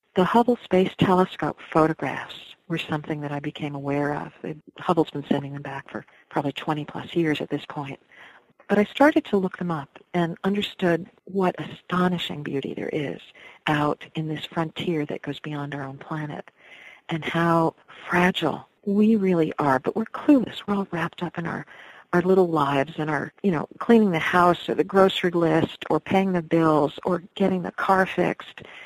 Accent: Eastchester, New York, United States; also born or lived in Iowa City, Iowa; now in Pine Plains, United States; I grew up in East Chester, New York

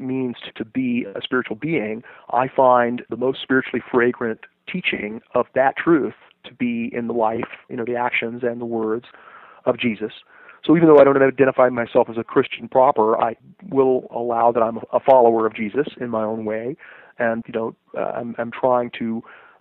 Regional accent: Los Angeles, California, United States; growing up in Los Angeles

